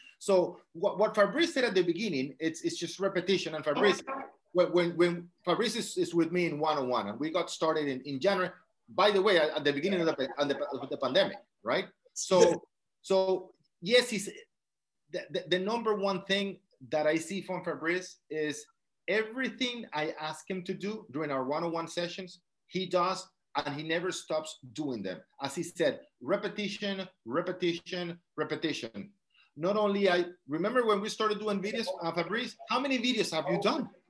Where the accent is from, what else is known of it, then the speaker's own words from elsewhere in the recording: South Dakota, United States; born there; The only person in this call without an accent is me because I was born in South Dakota, right?